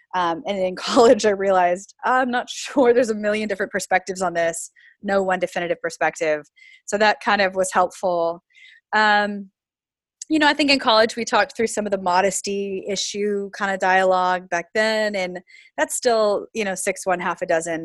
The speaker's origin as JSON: {"language": "English", "region": "Florida", "country": "United States", "tie": "born or raised there", "also_born_or_lived": "Pacific Northwest", "moved": "as an adult", "said": "so I grew up in the South. Um, a lot of people don't think Florida's the South proper, but I did grow up in Florida"}